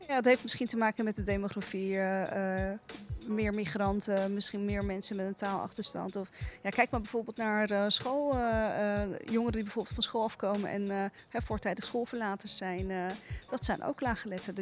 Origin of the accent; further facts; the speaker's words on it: Rotterdam, South Holland, Netherlands; ik heb een Turkse achtergrond, Turkse ouders. En die spraken de taal niet zo goed. En ik ben opgegroeid in Rotterdam